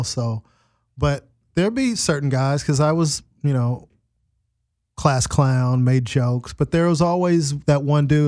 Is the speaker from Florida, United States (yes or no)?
no; Carson, California, United States; I grew up in Carson